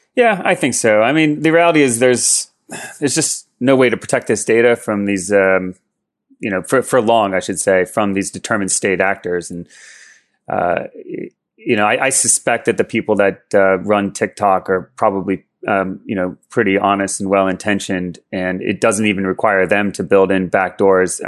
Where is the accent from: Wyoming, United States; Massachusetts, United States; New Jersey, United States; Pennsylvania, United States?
New Jersey, United States; Maplewood; moved away as an adult; also born or lived in Berkeley, California; I grew up in Jersey mostly.